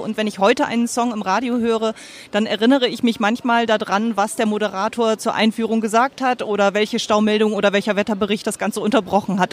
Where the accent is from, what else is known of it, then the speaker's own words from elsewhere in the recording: Bremen, Germany; ich komme aus dem Raum Bremen